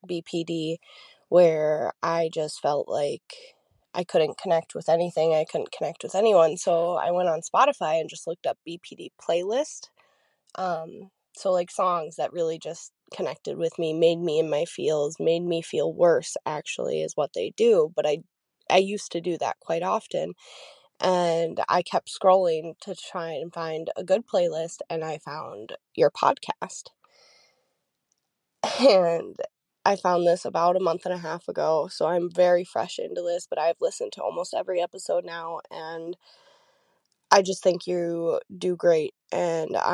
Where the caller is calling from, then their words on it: Minnesota, United States; I am calling from Minnesota